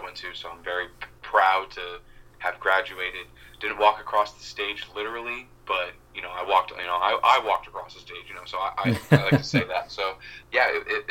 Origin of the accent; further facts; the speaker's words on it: Massachusetts, United States; my hometown where I grew up. So it's like, it's really funny how, you know, just being a super small town in Massachusetts